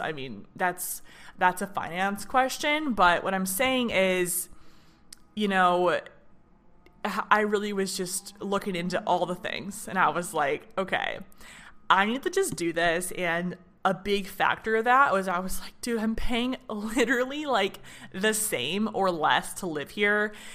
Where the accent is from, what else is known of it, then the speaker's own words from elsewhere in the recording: Michigan, United States; moved away as an adult; now in Nashville, United States; I'm from Michigan